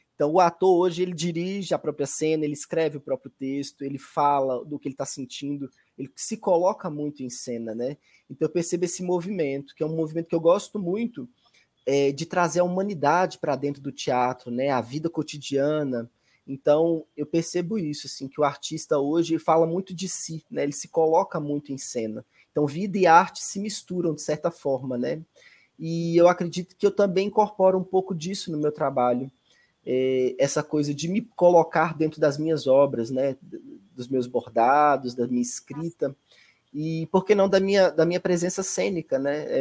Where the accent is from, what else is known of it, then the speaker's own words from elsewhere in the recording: Belo Horizonte, Minas Gerais, Brazil; also born or lived in Medina, Minas Gerais; quando os meus pais vieram para Belo Horizonte, eu devia ter mais ou menos uns 6, 7 anos